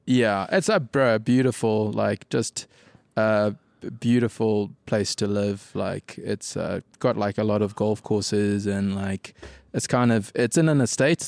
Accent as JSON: {"language": "English", "town": "Durban", "region": "KwaZulu-Natal", "country": "South Africa", "moved": "as an adult", "lives_now": "Cape Town, South Africa", "said": "For me, now home is Cape Town, but I'm originally from Durban. Lived there till, uh, till about nine years ago"}